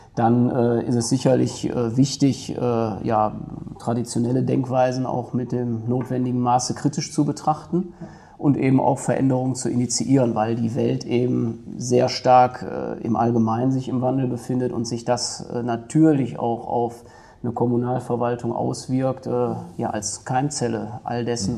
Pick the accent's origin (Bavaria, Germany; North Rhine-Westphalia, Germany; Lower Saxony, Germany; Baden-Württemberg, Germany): North Rhine-Westphalia, Germany; Duisburg; ich komme aus Duisburg weg, so könnte man das sagen. Ne? Bin ein Kind der Stadt, bin ein Kind des Ruhrgebiets, habe immer da gelebt und gewohnt